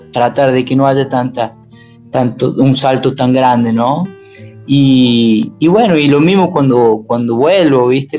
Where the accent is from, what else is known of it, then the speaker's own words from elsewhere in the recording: Córdoba, Argentina; also born or lived in Paravachasca valley, Córdoba; Soy de acá, soy de este pequeño pueblo donde la gente todavía anda eh, eh, caminando